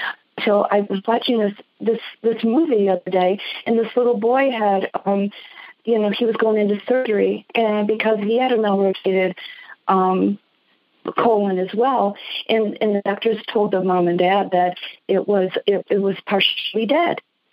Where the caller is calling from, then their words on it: Jackson, Michigan, United States; I'm in the outskirts of Detroit in the suburbs. Actually, I'm in Jackson. It's another city, not as big as Detroit.